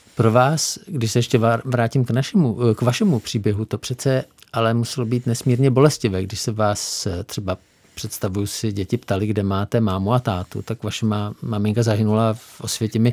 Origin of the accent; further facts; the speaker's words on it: Czechia; nám Čechům, kteří tady jsme